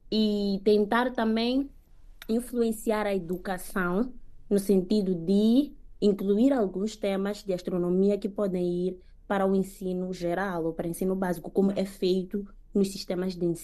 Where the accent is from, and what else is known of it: Mozambique; moved away as an adult